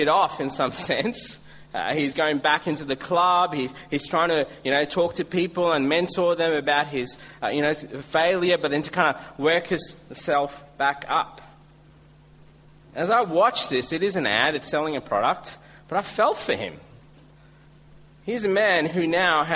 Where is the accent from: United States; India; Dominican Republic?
India; now in Australia; I'm Indian